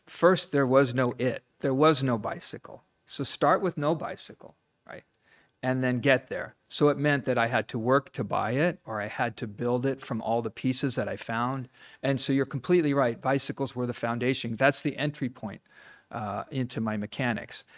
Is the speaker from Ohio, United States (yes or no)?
yes; Ohio, United States; moved away; also born or lived in Los Angeles, California; I grew up in Ohio